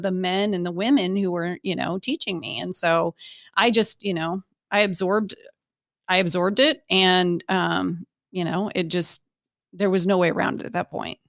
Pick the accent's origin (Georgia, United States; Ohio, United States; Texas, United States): Ohio, United States; Bryan; moved away; Bryan, Ohio. So I'm, I'm from Ohio